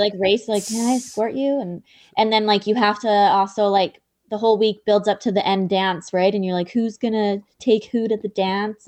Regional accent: outside of Vancouver, British Columbia, Canada; I grew up here outside of Vancouver

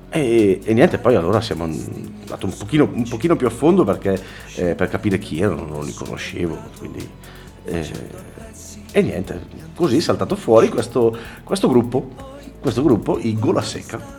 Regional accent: Carbonia, Sardinia, Italy; Sono di Carbonia, quindi di vicino Sant'Antioco.

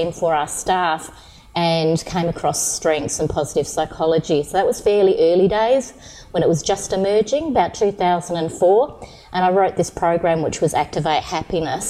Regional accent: Yorke Peninsula, South Australia, Australia; I'm actually from York Peninsula. So I grew up on a farm, so a small community.

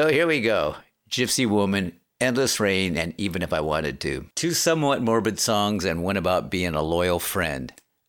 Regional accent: Aberdeen, Washington, United States; from my hometown, Aberdeen, Washington, where it rains over twice the amount of the U.S. average.

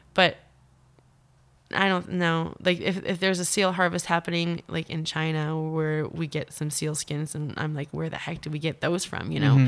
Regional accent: Newfoundland and Labrador, Canada; and so I'm from Labrador, which we have a lot more meat from

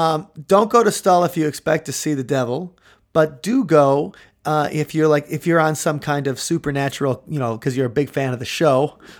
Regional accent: Mukwonago, Wisconsin, United States; Where I grew up near Maquonago, Wisconsin

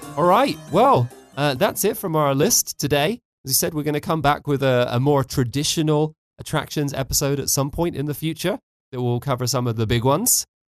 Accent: near Stonehenge, South West England, United Kingdom; moved away as an adult; also born or lived in Georgia; now in Tbilisi, Georgia; I'm from England, and I uh, actually grew up very close to Stonehenge

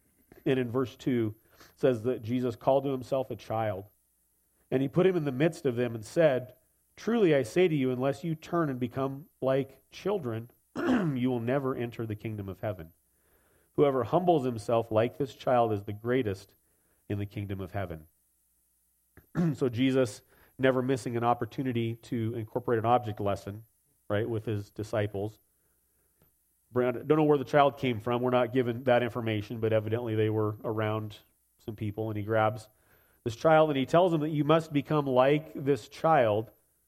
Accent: United States; born there; because I subscribe to certain political views and because I was born in America, therefore I'm a Christian.

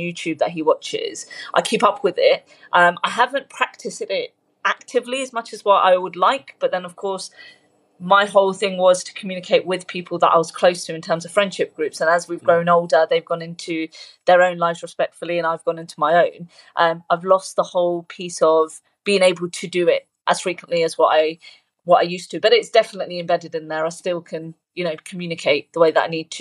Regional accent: United Kingdom; born or raised there; English is a second language

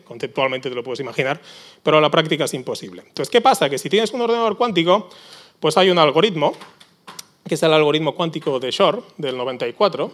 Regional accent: Barcelona, Catalonia, Spain; now in San Sebastián, Spain; yo soy originalmente de Barcelona, soy donostierra de, de, adopción

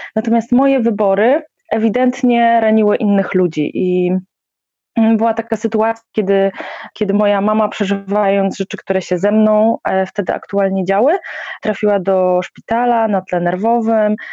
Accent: Poland; wychowałam się w jakiejś takiej, e, standardowej, powiedzmy, polskiej, katolickiej rodzinie

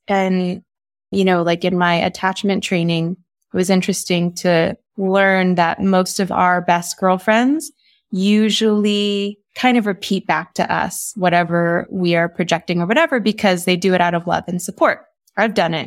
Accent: Texas, United States; I grew up in Texas

